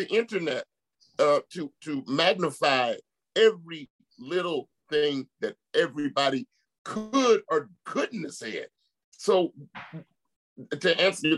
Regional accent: San Francisco, California, United States; I'm a cat from San Francisco, Oakland Bay Area

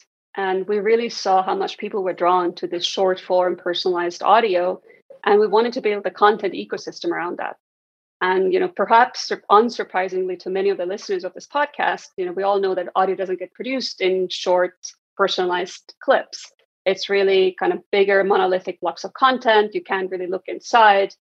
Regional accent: Estonia; moved away; Originally, I'm from Estonia, and I was fortunate as a kid to grow up at a time when a really transformative change was happening in Estonia

